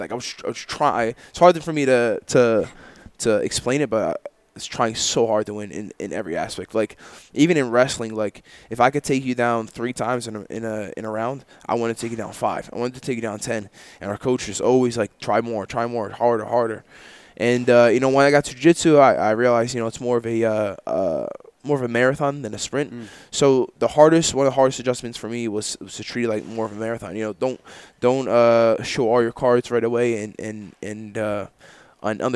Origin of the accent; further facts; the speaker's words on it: New Jersey, United States; I grew up in Jersey